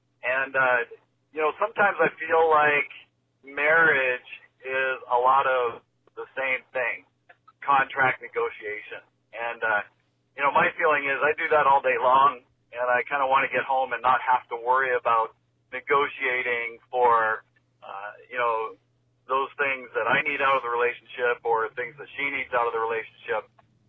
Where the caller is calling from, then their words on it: Canada; I'm calling from Canada.